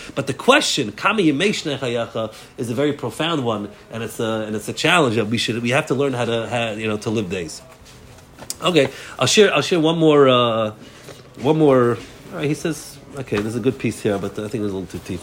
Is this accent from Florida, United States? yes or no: no; New York, United States; moved away; also born or lived in Lakewood, New Jersey; I grew up in New York